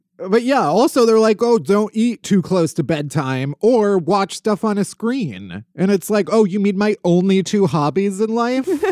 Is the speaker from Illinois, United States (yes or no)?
yes; outside of Chicago, Illinois, United States; now in New York, United States; I'm from outside of Chicago